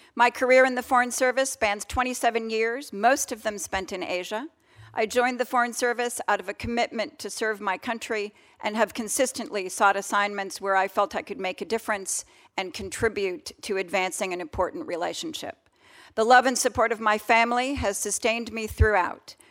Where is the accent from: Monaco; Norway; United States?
United States; Colorado; Denver, in my home state of Colorado